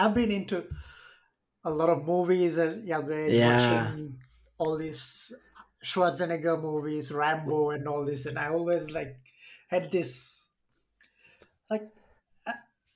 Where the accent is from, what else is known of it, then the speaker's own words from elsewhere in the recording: Maldives; moved away as an adult; now in Switzerland; I'm from the Maldives